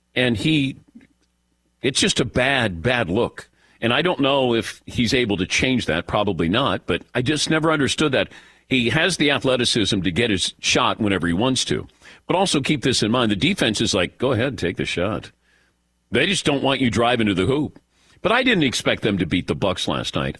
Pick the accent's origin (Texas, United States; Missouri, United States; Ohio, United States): Ohio, United States; Cincinnati; Growing up in Cincinnati